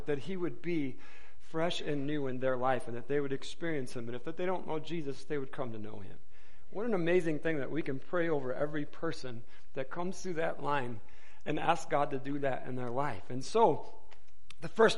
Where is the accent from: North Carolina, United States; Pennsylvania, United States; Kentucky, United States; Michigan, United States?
Michigan, United States; Wayne; moved away as an adult; now in Tucson, United States; we moved from Detroit, Michigan area, a city called Wayne, where the Detroit Metro Airport is. We lived right by there. We were both raised in that area